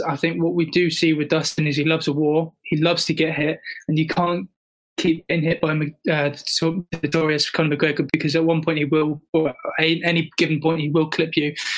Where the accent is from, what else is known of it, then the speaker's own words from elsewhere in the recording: United Kingdom; I'm British